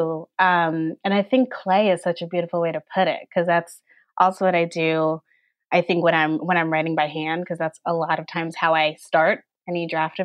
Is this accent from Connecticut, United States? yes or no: yes; Connecticut, United States; when I was growing up in Connecticut, one of very few Black people.